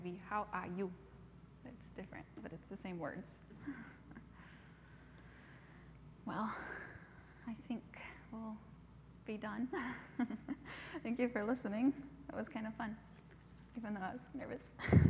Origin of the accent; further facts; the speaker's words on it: Cameroon; So then we grew up in the English part. So we spoke like a kind of a British English, and also pidgin English.